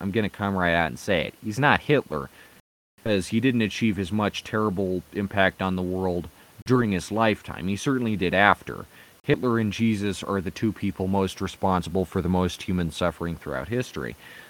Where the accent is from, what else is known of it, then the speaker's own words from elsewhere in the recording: Brooklyn, New York, United States; Boy, I'm from Brooklyn, and this is the most diverse place